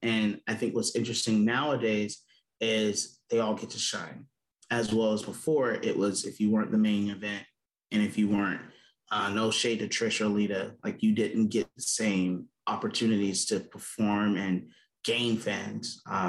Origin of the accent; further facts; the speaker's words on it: South Georgia, United States; I'm originally from South Georgia, so a small town.